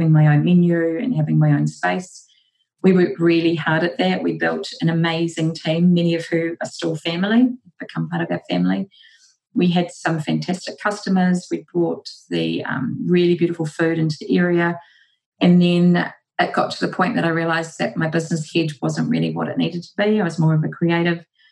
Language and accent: English; Porirua, Wellington, New Zealand; moved away as an adult; also born or lived in United Kingdom; I studied at Whitianui Polytechnic in Porirua, my hometown